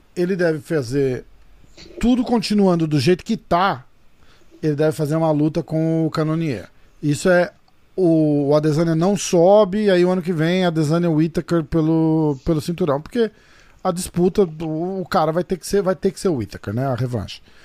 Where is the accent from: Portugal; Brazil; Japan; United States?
Brazil; a gente, como brasileiro